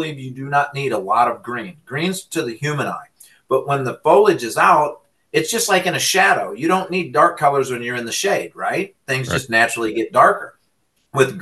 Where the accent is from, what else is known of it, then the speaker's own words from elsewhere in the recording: Illinois, United States; moved away as an adult; now in Michigan, United States; I'm from Illinois. I went to Eastern Illinois and I met my wife out there.